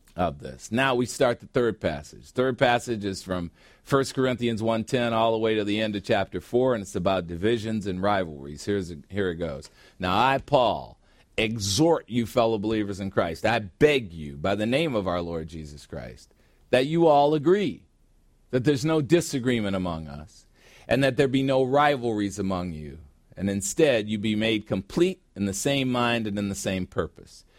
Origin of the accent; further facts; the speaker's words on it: United States; now in Phoenix, United States; I grew up on Lake Michigan